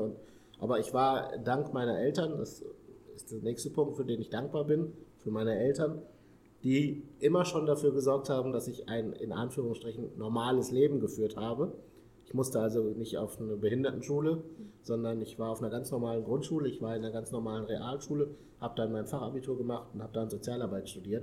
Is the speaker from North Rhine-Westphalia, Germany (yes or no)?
yes; Paderborn, North Rhine-Westphalia, Germany; moved away as an adult; now in Hamburg, Germany; ich komme äh, ursprünglich aus Paderborn, einem kleinen oder einer größeren Stadt in Nordrhein-Westfalen.